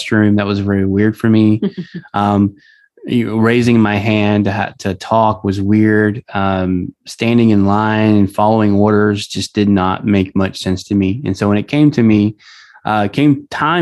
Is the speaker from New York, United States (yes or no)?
no; Southeast Texas, United States; I grew up in Southeast Texas around the oil industry